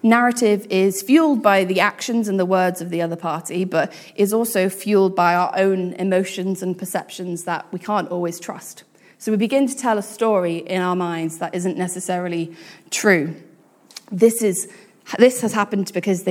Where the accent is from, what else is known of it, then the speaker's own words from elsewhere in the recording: United Kingdom; being British, we